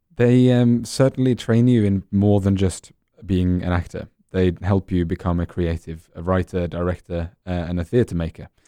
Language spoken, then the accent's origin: English; Norway; moved away as an adult; also born or lived in Paris, France; now in London, United Kingdom; born in Norway. And then I moved to Paris when I was eighteen